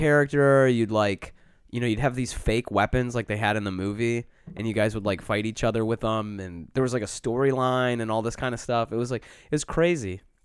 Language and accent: English; Detroit, Michigan, United States; now in New York, United States; I'm originally from Detroit.